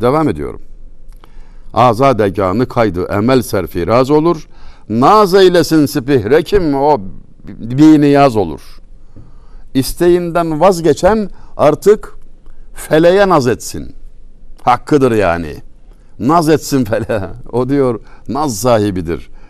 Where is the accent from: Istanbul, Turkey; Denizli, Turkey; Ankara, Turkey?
Denizli, Turkey; Çameli; Bizim oralarda Denizli Çameli